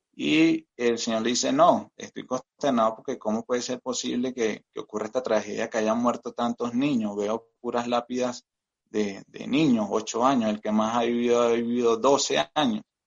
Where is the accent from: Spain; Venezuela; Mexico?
Venezuela; moved away as an adult; now in Colombia; yo soy migrante acá en Colombia. Eh, soy venezolano de nacionalidad, tengo también nacionalidad colombiana